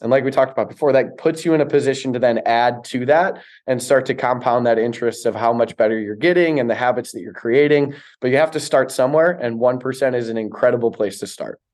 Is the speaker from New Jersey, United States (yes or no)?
no; Chicago, Illinois, United States; I grew up in Chicago